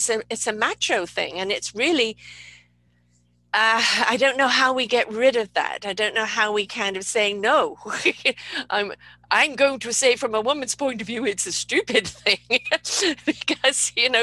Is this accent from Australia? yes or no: no; United Kingdom; being British